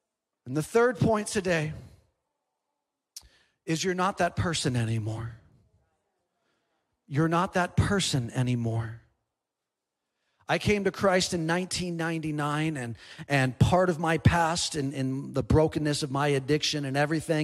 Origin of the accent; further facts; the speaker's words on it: San Diego, California, United States; moved away; I'm from San Diego originally